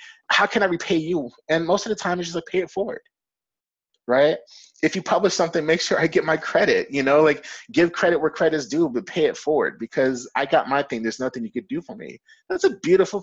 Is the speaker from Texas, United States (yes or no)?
yes; Fort Worth, Texas, United States; I grew up in Fort Worth, Texas